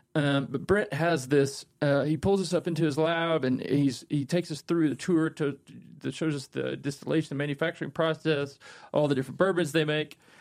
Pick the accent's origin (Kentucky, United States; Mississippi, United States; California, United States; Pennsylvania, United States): Kentucky, United States; growing up in Kentucky and being exposed to the culture and the marketing